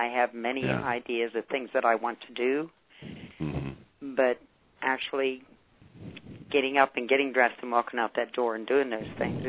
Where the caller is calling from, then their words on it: Atlanta, Georgia, United States; I'm calling from Atlanta.